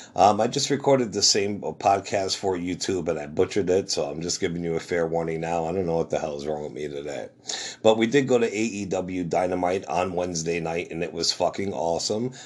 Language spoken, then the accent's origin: English; New Jersey, United States; I'm from Jersey